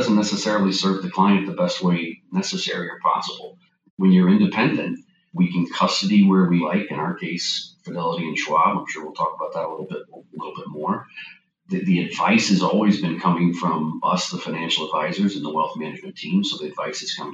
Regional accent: St. Petersburg, Florida, United States; Born and raised in St. Petersburg, Florida, went to college here at Eckerd College

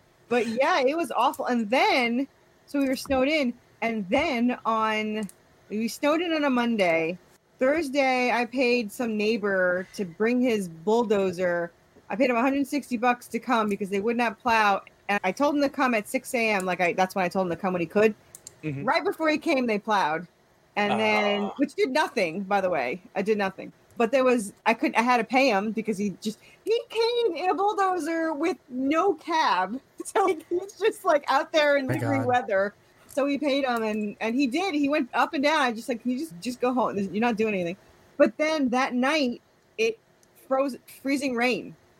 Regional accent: New York, United States; born there; also born or lived in Connecticut; So I was born in New York, but when I was in Connecticut

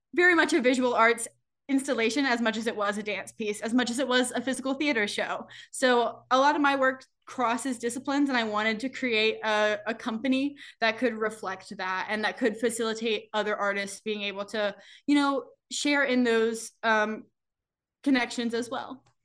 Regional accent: the South, United States; moved away; also born or lived in New York City; my growing up in the South

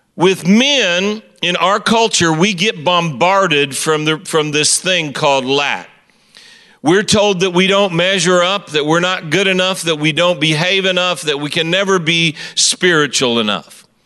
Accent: Kansas City, Missouri, United States; I am from Kansas City, Missouri

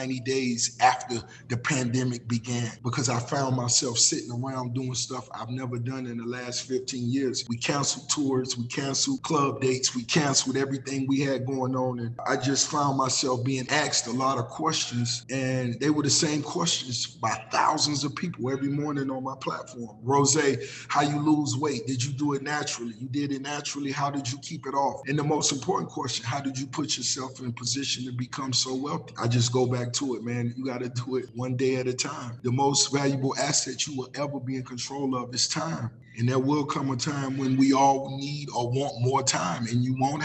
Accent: Miami, Florida, United States; Growing up in Miami

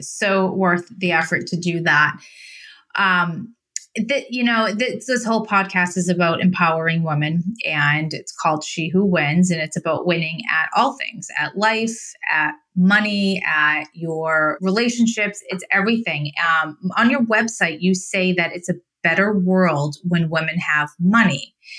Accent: Idaho, United States; moved away; also born or lived in Massachusetts; I grew up in Idaho

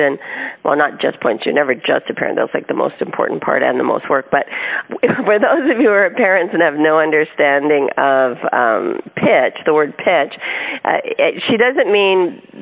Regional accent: California, United States; We're from California

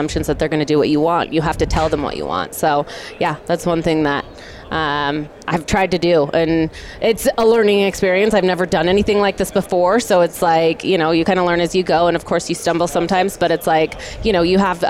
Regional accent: Oregon, United States; moved away as an adult; now in Utah, United States; I'm born and raised in Oregon, from Oregon.

